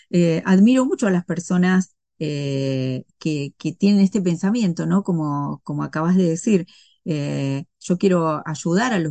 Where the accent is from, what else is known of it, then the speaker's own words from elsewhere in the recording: Argentina; no, no, pero viste cómo somos las argentinas.